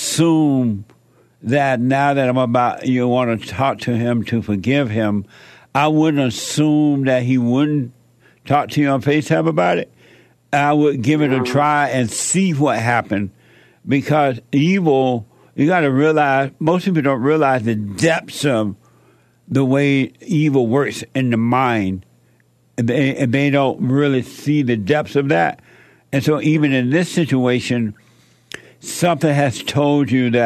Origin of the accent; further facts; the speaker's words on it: Alabama, United States; I grew up in Alabama